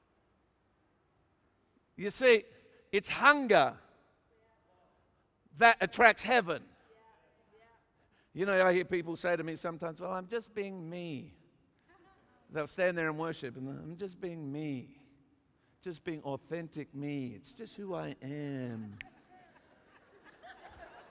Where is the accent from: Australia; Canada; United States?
Australia; I'm an Australian